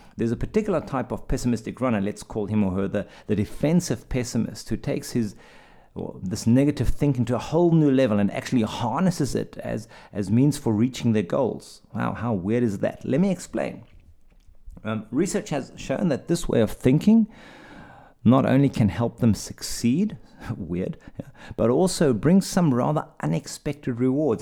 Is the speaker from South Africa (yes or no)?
yes; South Africa; moved away; I'm from South Africa